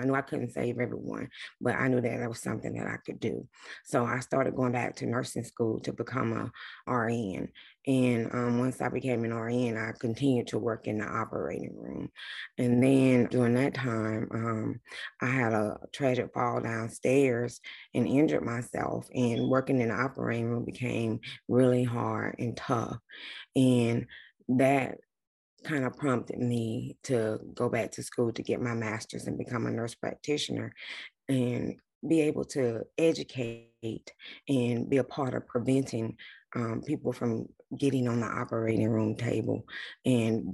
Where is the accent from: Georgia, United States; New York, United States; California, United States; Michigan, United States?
Georgia, United States; South; now in Atlanta, United States; I'm from South Georgia. I grew up there my whole entire life